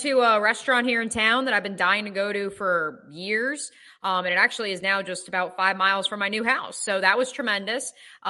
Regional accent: New Jersey, United States; we're from New Jersey.

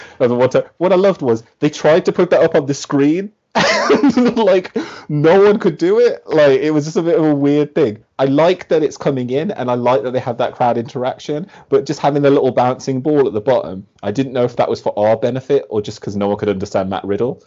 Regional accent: Birmingham, West Midlands, United Kingdom; so like Pete Dunne's from Birmingham, yeah? I am also from Birmingham.

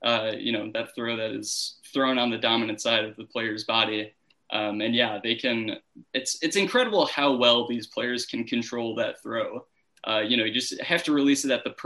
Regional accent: Chicago, Illinois, United States; I'm from the north side of Chicago

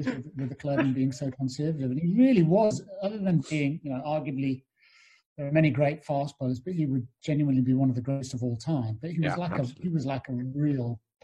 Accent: Newcastle upon Tyne, North East England, United Kingdom; The young lad growing up in the northeast of England. I grew up in Newcastle.

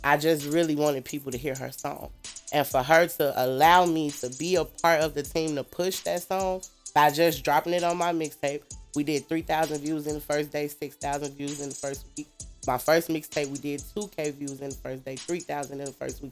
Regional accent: Maywood, Illinois, United States; also born or lived in Chicago, Illinois / Hammond, Indiana; I'm from Maywood. Mm-hmm. I grew up in a very strict home

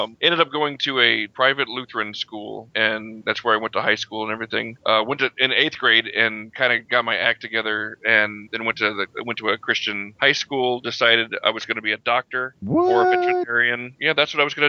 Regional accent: Houston, Texas, United States; also born or lived in St. Louis, Missouri; I was born in St. Louis, but my family moved from there before I even remember anything about it. I was 4 years old when we moved to Houston

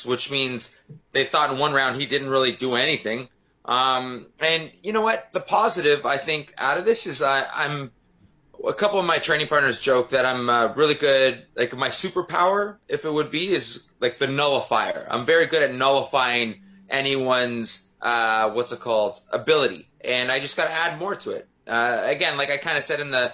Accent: Canada; not my hometown, but in my home country

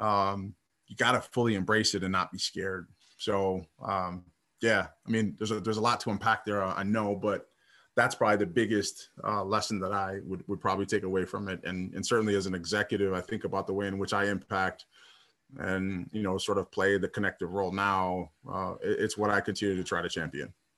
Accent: Minnesota, United States; playing in my hometown team with Minnesota Timberwolves

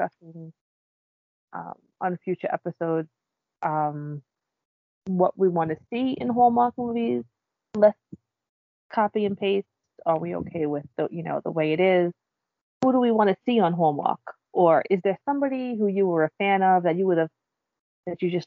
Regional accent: New York City, New York, United States; I grew up on Staten Island

